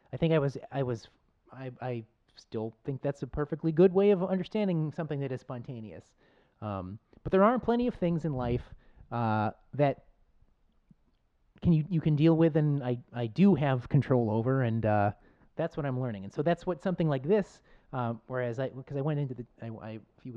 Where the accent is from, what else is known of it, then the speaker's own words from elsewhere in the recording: Buffalo, New York, United States; I grew up in Buffalo